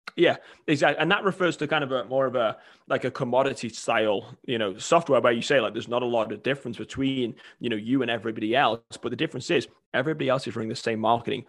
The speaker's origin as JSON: {"language": "English", "region": "England", "country": "United Kingdom", "moved": "as an adult", "lives_now": "United States", "said": "I'm originally from England, came over at eighteen to play college soccer"}